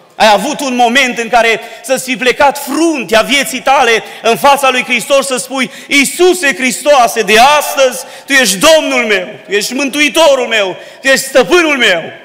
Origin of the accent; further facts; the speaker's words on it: Dobric, Bistrița-Năsăud, Romania; now in Baia Mare, Romania; cei ce suntem din Dobric, aici, acasă